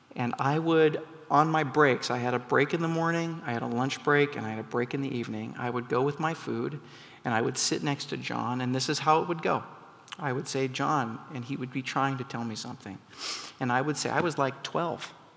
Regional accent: McMinnville, Oregon, United States; moved away; I grew up in McMinnville, Oregon

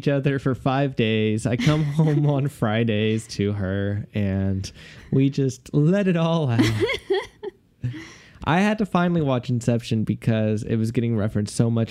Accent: Houston, Texas, United States; I am from Houston.

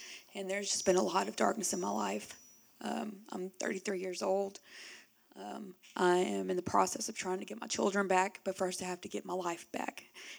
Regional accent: Shreveport, Louisiana, United States; moved away; I'm originally from Shreveport

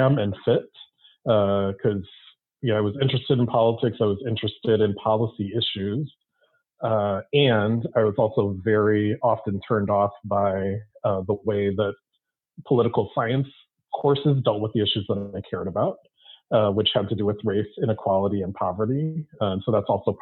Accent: Milwaukee, Wisconsin, United States; I grew up in Milwaukee, Wisconsin

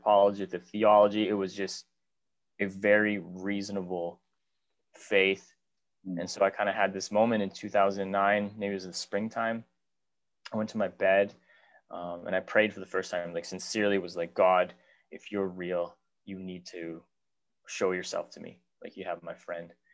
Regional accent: Whitehorse, Yukon, Canada; also born or lived in Victoria, British Columbia; I was born in Whitehorse, Yukon. My sister and I were both born here.

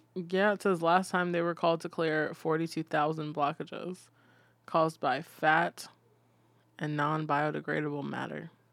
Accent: Fredericksburg, Virginia, United States; also born or lived in Arizona; growing up in Fredericksburg

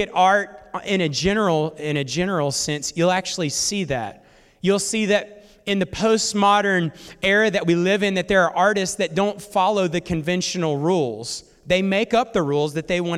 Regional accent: North Alabama, United States; I'm also from North Alabama as well

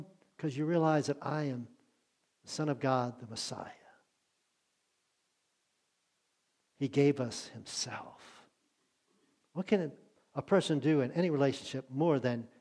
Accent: Maryland, United States; moved away as an adult; I grew up in Maryland

